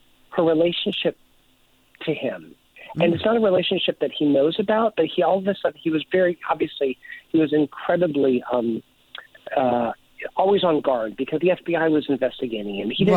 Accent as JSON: {"language": "English", "region": "the South", "country": "United States", "tie": "born or raised there", "said": "I grew up in the South"}